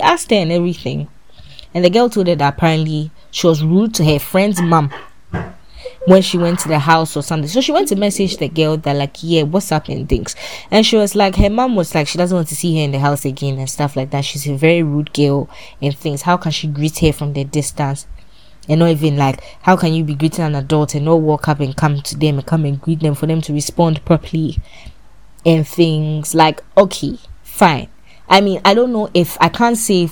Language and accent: English; Ghana; as a Ghanaian woman